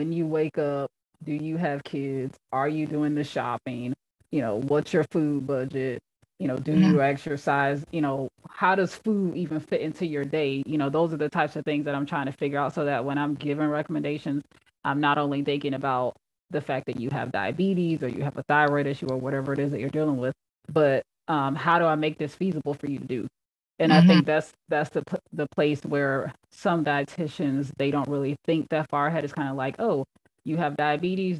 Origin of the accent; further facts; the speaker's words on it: Fort Lauderdale, Florida, United States; now in Columbus, United States; I am originally from Fort Lauderdale, Florida, but currently living and practicing in Columbus, Ohio.